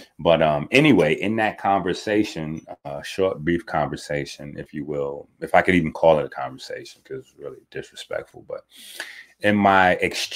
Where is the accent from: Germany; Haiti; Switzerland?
Haiti; being a Haitian is something that I hold dear